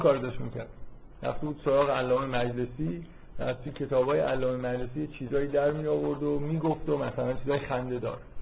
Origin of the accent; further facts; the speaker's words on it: Iran; از من میپرسن که تو مال کجایی ایران